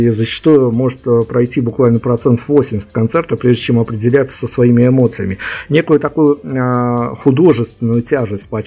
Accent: Saint Petersburg, Russia; Прям вот если в моем родном городе, в Питере или в э, Екатеринбурге происходит все по-другому

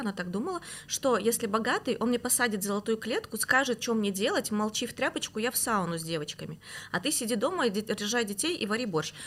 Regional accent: Almaty, Kazakhstan; moved away; С Алматы. А я вообще родилась в Алмате, в Казахстане.

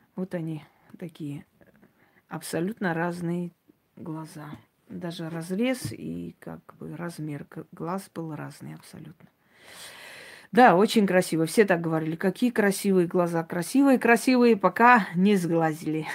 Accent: Armenia; я армянка

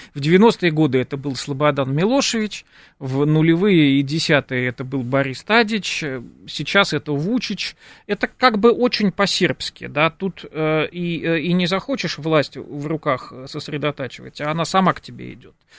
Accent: Moscow, Russia; нам уже москвичам

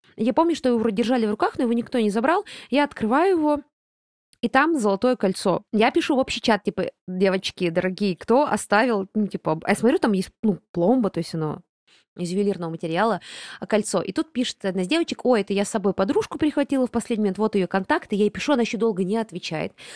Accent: Buryatia, Russia; я бурятка, а значит, у меня родни пол Бурятии минимум

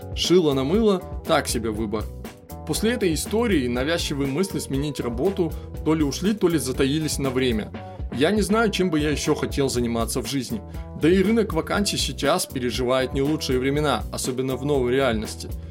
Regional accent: Irkutsk, Irkutsk Oblast, Russia; родной Иркутск

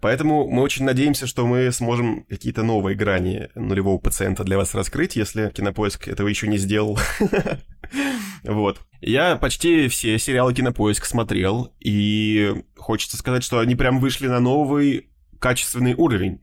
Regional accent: Moscow Oblast, Russia; я потому что вырос э, в Подмосковье, как бы в таком небольшом поселке

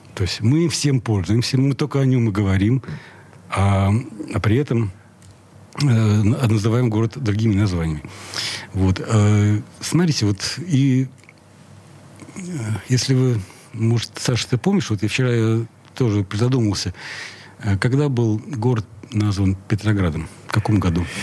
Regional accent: Saint Petersburg, Russia; Я родился в Ленинграде. Да. Я местный

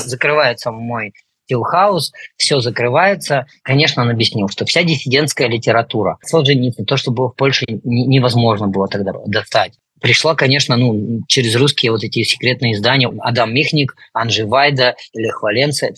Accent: Russia; now in Poland; я вырос на Байкале

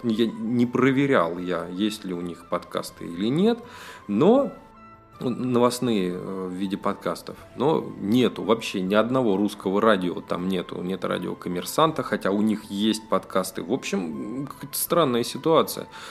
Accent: Russia; Я из России, и я россиянин, всю жизнь прожил в России

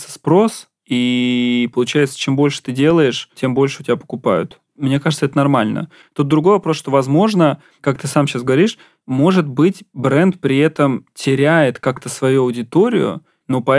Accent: Ramenskoye, Moscow Oblast, Russia; а я еще из Раменского

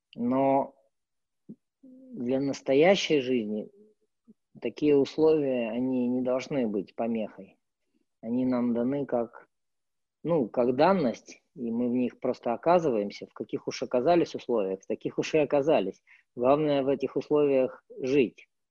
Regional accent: Irkutsk, Irkutsk Oblast, Russia; moved away as an adult; also born or lived in Moscow; мой родной город Иркутск

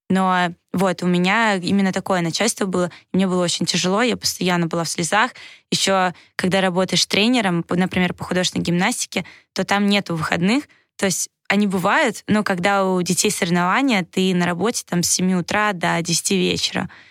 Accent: Saint Petersburg, Russia; also born or lived in Moscow / Novogorsk; я сама из Санкт-Петербурга

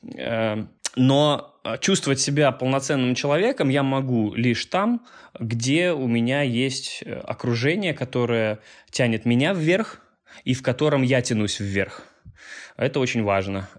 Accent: Minsk, Belarus; moved away as an adult; also born or lived in Catalonia; Я белорус, вырос здесь, жил до 21 года

